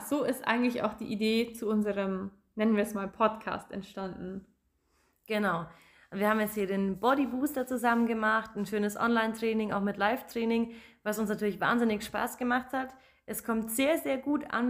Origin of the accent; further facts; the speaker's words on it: Germany; Ich komme aus Magdoberdorf, bin 28 Jahre alt